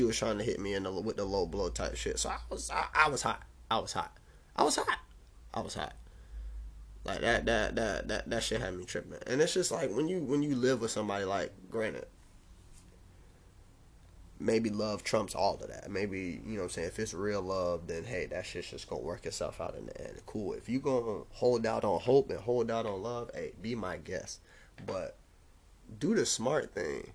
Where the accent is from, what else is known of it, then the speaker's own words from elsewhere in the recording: Jacksonville, Florida, United States; also born or lived in DeLand; I'm from Jacksonville